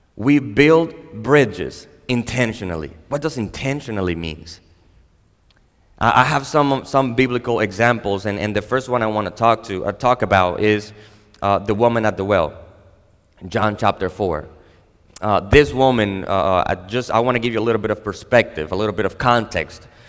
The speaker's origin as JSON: {"language": "English", "country": "Dominican Republic", "tie": "born or raised there", "said": "I am a Dominican. I was born and raised in the Dominican Republic"}